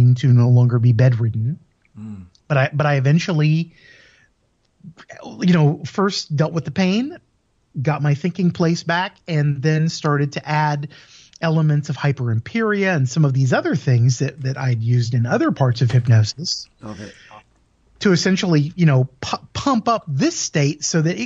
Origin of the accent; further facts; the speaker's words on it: United States; moved away as an adult; also born or lived in Europe; I'm originally from the States